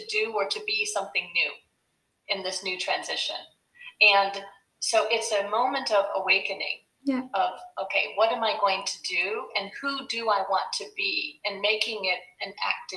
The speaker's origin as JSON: {"language": "English", "country": "United States", "moved": "as an adult", "lives_now": "Belgium", "said": "as an American living in Belgium"}